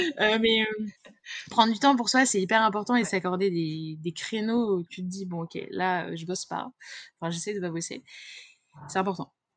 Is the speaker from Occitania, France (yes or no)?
no; Confolens, Nouvelle-Aquitaine, France; je suis née à Confolens, en Charente